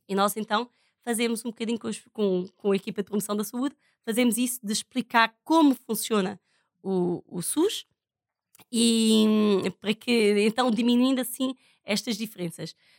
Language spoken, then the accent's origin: Portuguese; Portugal; now in Roraima, Brazil; sou portuguesa